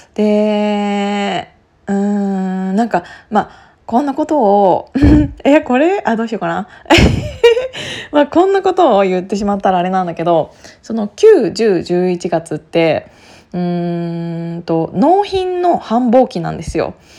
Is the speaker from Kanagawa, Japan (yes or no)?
no; Gunma, Japan; now in Tokyo, Japan; 同じ群馬県出身なので